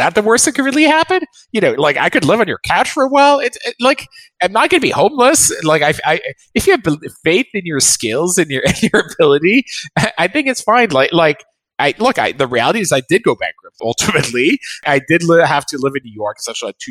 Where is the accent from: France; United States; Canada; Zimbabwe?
France; I was born in France